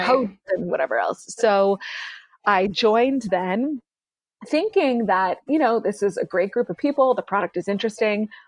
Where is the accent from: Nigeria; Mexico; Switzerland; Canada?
Canada; moved away; I'm Canadian originally.